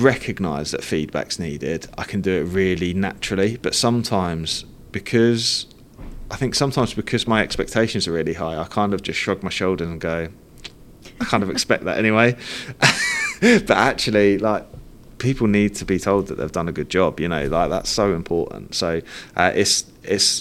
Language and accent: English; Cambridge, East of England, United Kingdom; we grew up around Cambridge